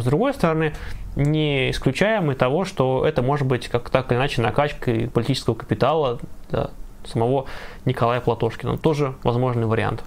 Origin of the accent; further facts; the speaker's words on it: Ivanovo, Ivanovo Oblast, Russia; в моем родном городе